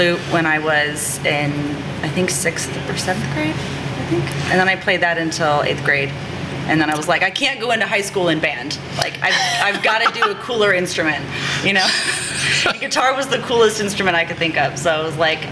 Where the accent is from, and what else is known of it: Carmel, Indiana, United States; born or raised there; also born or lived in Noblesville, Indiana